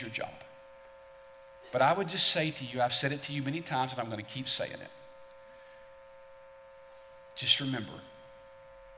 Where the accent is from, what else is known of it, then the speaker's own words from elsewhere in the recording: the South, United States; I'm not just an American. I'm a Southerner